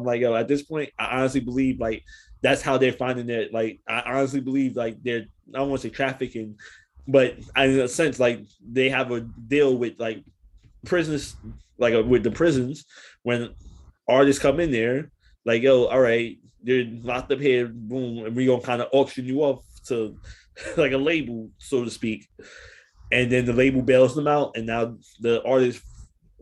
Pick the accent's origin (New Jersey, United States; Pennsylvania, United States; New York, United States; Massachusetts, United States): New York, United States; New York City; I'm from New York